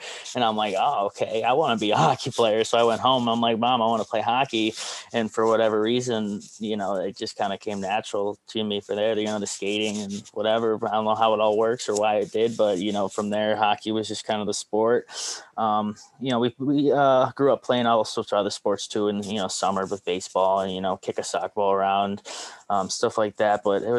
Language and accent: English; Rocky River, Ohio, United States; Rocky River is a nice little city, just about 10 minutes west of downtown Cleveland. A decently nice area, you know, public school, decent education.